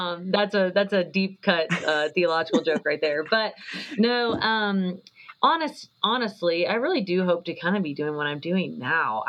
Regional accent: Fort Worth, Texas, United States; moved away as an adult; now in Colorado, United States; I'm from Fort Worth, Texas. That's where my whole family lives. That's where I was born and raised

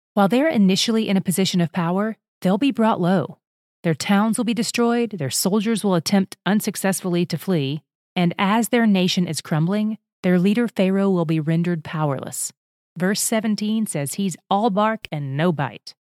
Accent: United States; As an American citizen

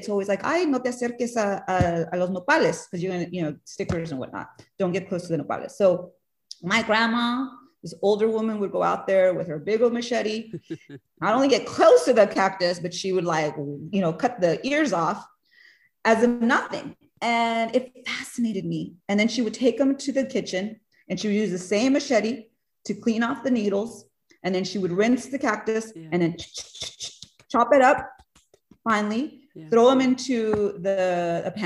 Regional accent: Del Rio, Texas, United States; moved away as an adult; also born or lived in New York City; I'm from Del Rio, Texas, which is a small town along the US-Mexico border

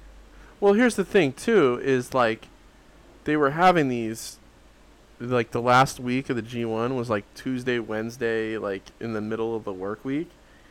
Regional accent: Florida, United States; I'm from Florida.

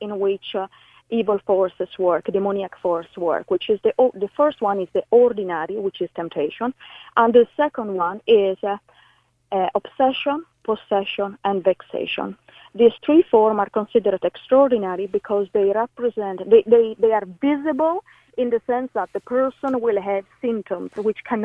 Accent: Italy; English is a second language; now in Ireland

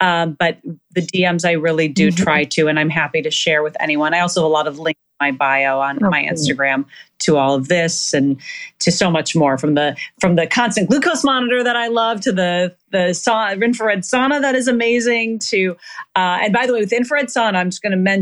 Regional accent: Minnesota, United States; now in Los Angeles, United States; I'm from Minnesota

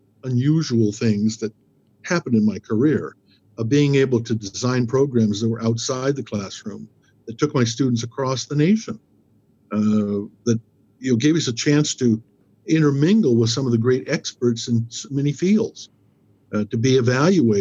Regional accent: Lewiston, Idaho, United States; also born or lived in Moscow, Idaho / Troy, Idaho; I was born in Moscow, but lived in Troy, Idaho as a young boy. Came here, educated, Lewiston High School, 1966

